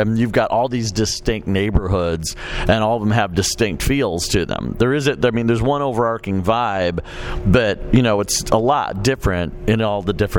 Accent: Chicago, Illinois, United States; also born or lived in New York; I mean, I grew up in Chicago and New York, and I've been all over the place

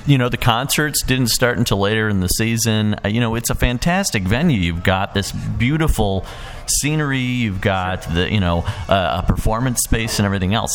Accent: Chicago, Illinois, United States; moved away; I grew up around Chicago

